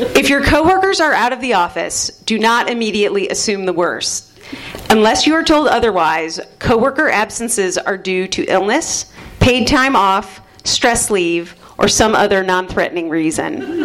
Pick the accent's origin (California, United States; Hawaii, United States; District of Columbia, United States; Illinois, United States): Illinois, United States; Glenview; also born or lived in Chicago; from Chicago originally, from Glenview, Illinois, specifically